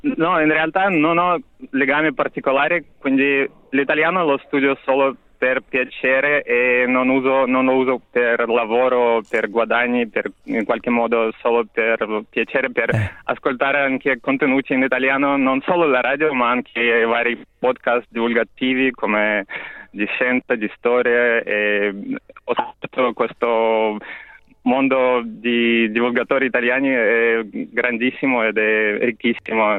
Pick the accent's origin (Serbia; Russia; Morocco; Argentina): Russia; Torzhok, Tver Oblast; first language Russian; Italian is a second language; E la mia città natale è Torzhok, è una cittadina piccola tra, in mezzo a Mosca e San Pietroburgo